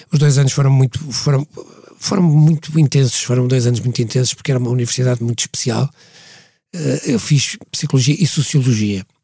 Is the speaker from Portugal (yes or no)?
yes; Portugal; moved away as an adult; also born or lived in London; nós, da minha geração, saímos, claro. saímos de Portugal estava casado já